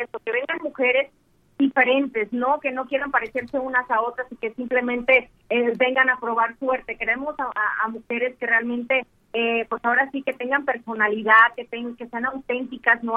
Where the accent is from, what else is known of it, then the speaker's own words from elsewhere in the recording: Mexico; aquí en mi país